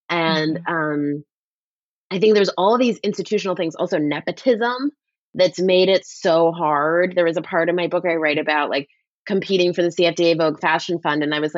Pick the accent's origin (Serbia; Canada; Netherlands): Canada; But, well, I'm Canadian, so I feel like we live in this sort of like, let's ask the tough questions world.